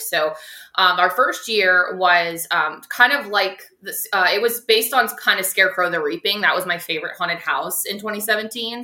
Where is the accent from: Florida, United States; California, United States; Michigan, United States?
Florida, United States; Tampa; I'm from Tampa, so I'm okay. I am a natural Floridian. I'm a born and raised Floridian.